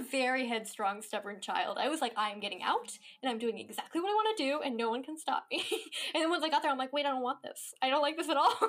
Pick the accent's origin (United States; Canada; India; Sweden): United States; Mendocino, California; moved away as an adult; also born or lived in New York / Los Angeles; I grew up in a small rural town in Northern California